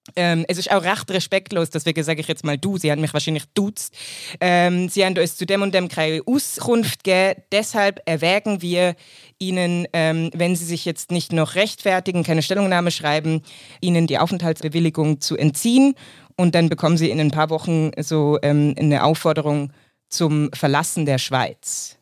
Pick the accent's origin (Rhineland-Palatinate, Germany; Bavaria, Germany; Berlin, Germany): Bavaria, Germany; Munich; moved away as an adult; now in Switzerland; Ich komme aus Deutschland, ich bin in München aufgewachsen und geboren